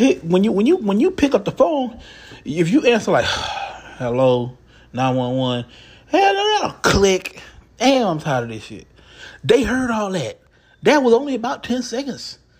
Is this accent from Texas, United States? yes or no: yes; Houston, Texas, United States; I'm from Houston. I live in Houston